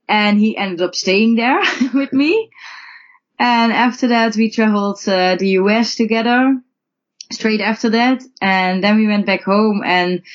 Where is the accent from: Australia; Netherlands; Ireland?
Netherlands; moved away; we had a surprise visit back home. Yeah, now we're in the Netherlands